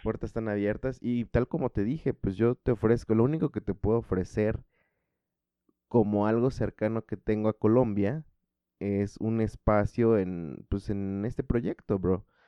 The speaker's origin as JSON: {"language": "Spanish", "country": "Mexico", "said": "yo como mexicano y pues desde México"}